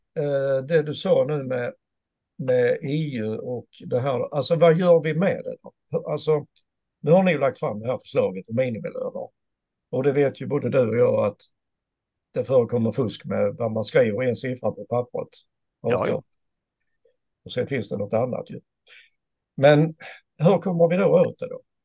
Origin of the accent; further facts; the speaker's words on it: Sweden; jag som svensk enkel medborgare